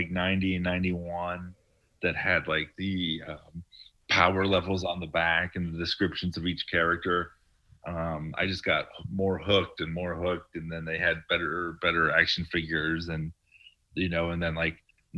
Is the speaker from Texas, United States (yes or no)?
no; Florida, United States; I was born in Florida